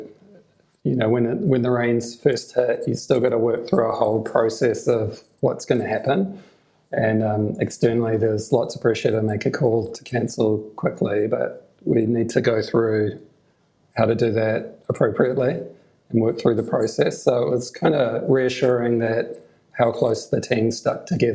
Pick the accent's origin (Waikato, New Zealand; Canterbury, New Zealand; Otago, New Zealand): Waikato, New Zealand; Hamilton; started attending Big Day Out when I was 14 and from Hamilton